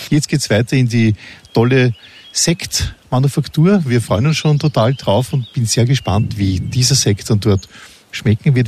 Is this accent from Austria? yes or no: yes; Austria; bei uns in Österreich